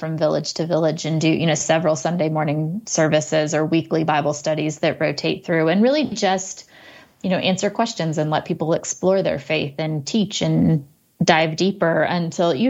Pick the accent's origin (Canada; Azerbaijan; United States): United States; as an American